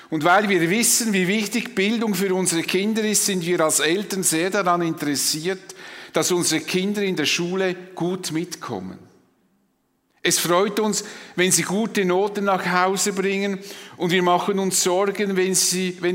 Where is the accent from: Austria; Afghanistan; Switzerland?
Switzerland; Das ist vielleicht für uns als Schweizer wie eine Selbstverständlichkeit.